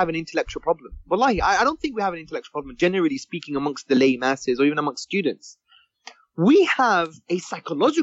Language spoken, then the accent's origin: English; London, United Kingdom; I was brought up in Hackney in the 1980s